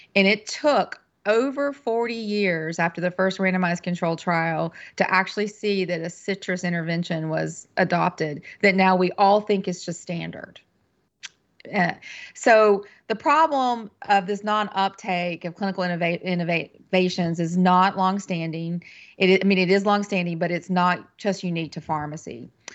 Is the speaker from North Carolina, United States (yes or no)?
yes; western North Carolina, United States; moved away as an adult; also born or lived in Kentucky; I'm originally from North Carolina. I'm a native North Carolinian and grew up in the western part of the state